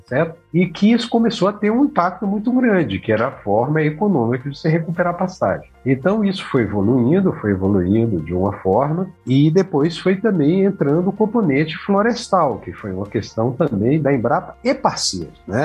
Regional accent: Brasília, Federal District, Brazil; also born or lived in Maceió, Alagoas; now in Sinop, Brazil; E aos quatro anos é, nos, nos, mudamos para Brasília e fui criado lá

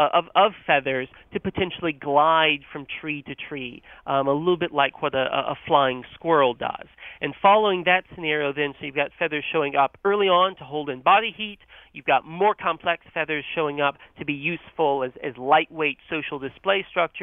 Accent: North Carolina, United States; born or raised there

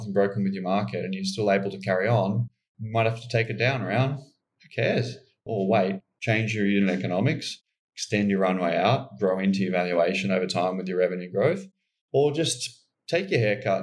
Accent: Queensland, Australia; being a Queenslander

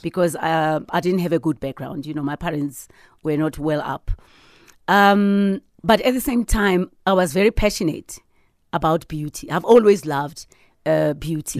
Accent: Sharpeville, Gauteng, South Africa; I'm a girl from Sharpeville, yeah. you know, and, and and my town was very small

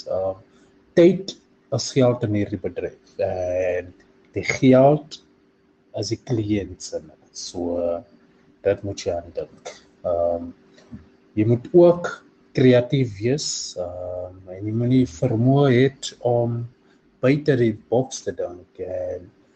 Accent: Johannesburg, Gauteng, South Africa; moved away as an adult; now in Cape Town, South Africa; Ek het groot geword in 'n klein gemeenskap, eh, in naam van Westbury in Johannesburg

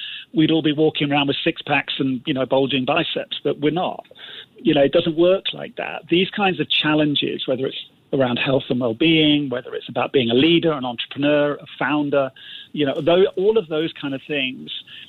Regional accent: Singapore; well, he was British and I'm Singaporean, or he's a man, I'm a woman.

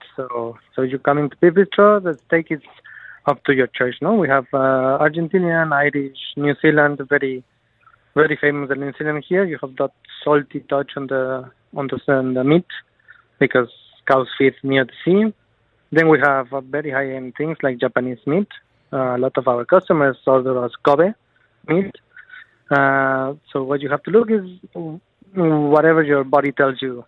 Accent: Mexico; also born or lived in Barcelona, Spain; now in Dubai, United Arab Emirates; I was born in Mexico. Uh, my family, it's uh, half of my half family is Spanish, so I spend a lot of time in Barcelona.

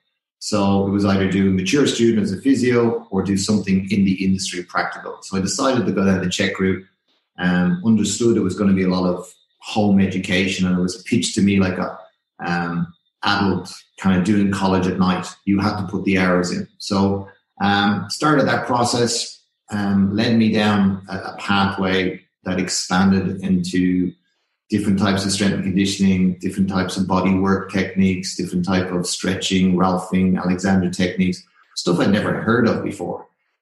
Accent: Ireland; accent: Irish; well, obviously I'm Irish and you can tell by the accent I've still got a little bit of it.

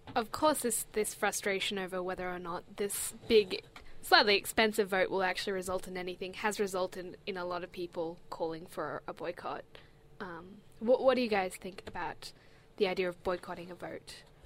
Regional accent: Australia

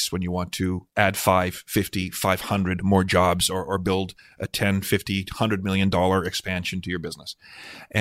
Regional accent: Canada; we are Canadian

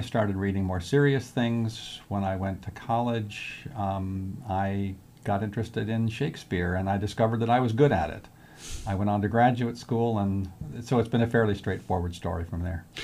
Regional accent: Philadelphia, Pennsylvania, United States; moved away; I grew up, uh, mostly on the East Coast in the Philadelphia area

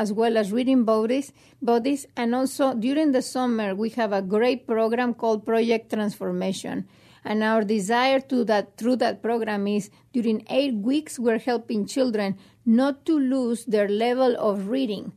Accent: Mexico; now in United States; I was raised in Mexico in a very, uh, good family

